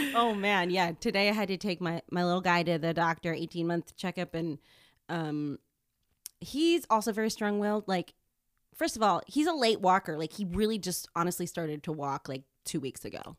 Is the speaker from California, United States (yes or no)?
yes; San Jose, California, United States; my hometown, San Jose